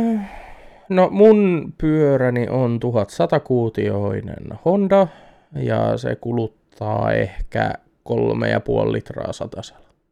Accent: Eurajoki, Satakunta, Finland; moved away; alkuperäiseen kotikuntani Eurajoelle

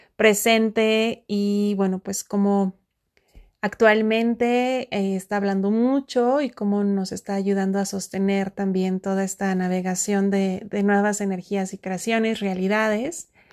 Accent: Mexico; estoy muy cerca de un volcán en mi país México, conocido como el Nevado

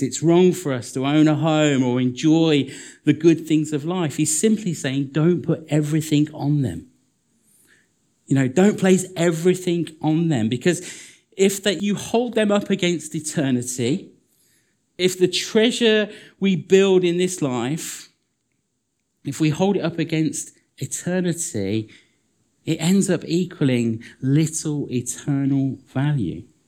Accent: United Kingdom; we're British

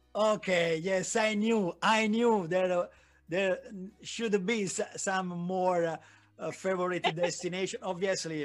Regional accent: Naples, Campania, Italy; English is a second language; now in Milan, Italy; I am located in Milan, but I was born in Naples. My family is there

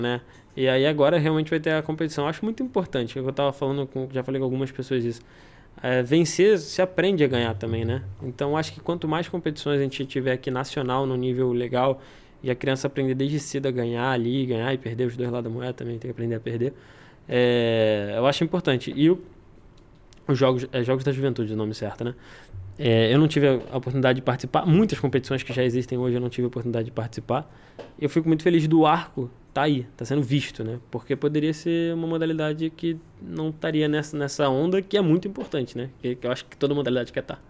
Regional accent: Brazil; eu sou brasileiro

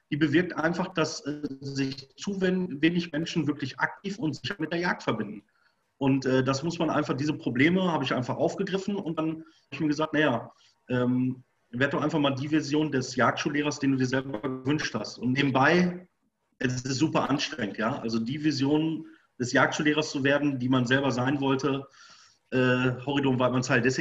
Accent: Bochum, North Rhine-Westphalia, Germany; Ich komme nicht aus dem Jägerhaushalt. Ich komme von der Königsallee, von Bochum. Ich bin Bochumer Jung. Da ist nichts mit Wald oder irgendwas, ja.

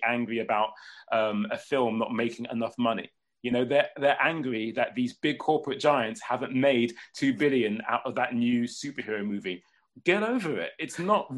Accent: England, United Kingdom; I'm English

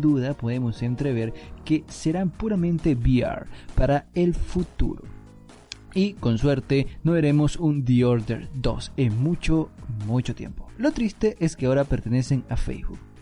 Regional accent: Spain; yo, soy, español

